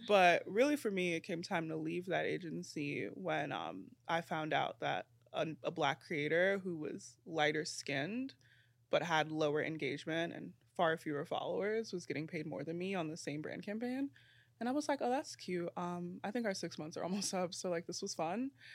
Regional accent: New York City, New York, United States; I'm from Brooklyn

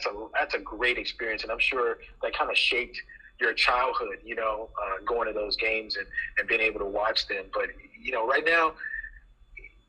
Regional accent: Los Angeles, California, United States; moved away as an adult; also born or lived in Philadelphia; when I growing up in Los Angeles

